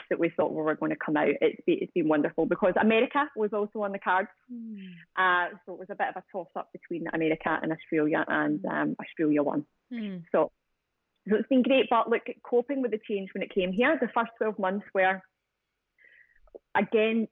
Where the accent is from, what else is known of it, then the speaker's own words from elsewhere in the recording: Glasgow, Scotland, United Kingdom; accent: Scottish; moved away as an adult; the city that we grew up